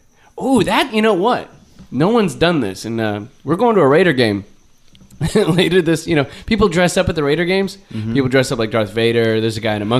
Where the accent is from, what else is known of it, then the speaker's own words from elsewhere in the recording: United States; I'm an American.